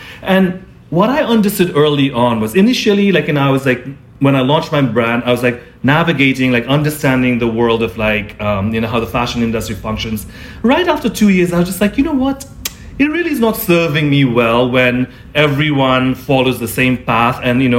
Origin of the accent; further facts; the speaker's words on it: Nepal; also born or lived in Singapore / India; I was born in Singapore, grew up in Nepal, India, like, and all over the world.